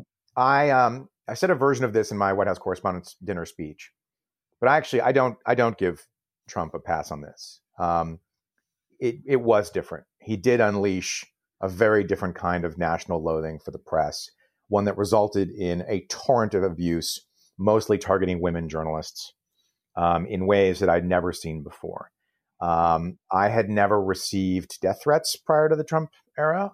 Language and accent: English; Vermont, United States; I was born in Vermont.